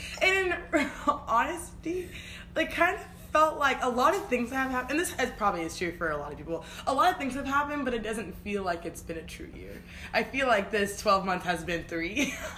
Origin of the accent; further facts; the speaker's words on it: Kansas City, United States; Kansas City, which is my hometown